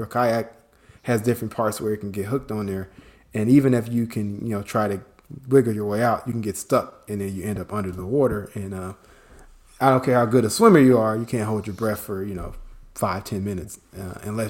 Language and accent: English; Chicago, Illinois, United States; moved away as an adult; now in Atlanta, United States; worked in my hometown of Chicago for several years